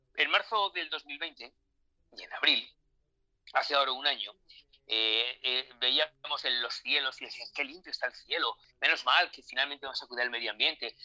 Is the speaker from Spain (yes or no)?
yes; Spain; also born or lived in Mexico; en mi país